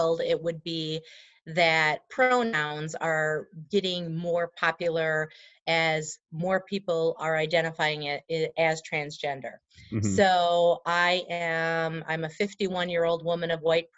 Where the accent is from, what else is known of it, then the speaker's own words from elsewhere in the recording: Wisconsin, United States; we're from Wisconsin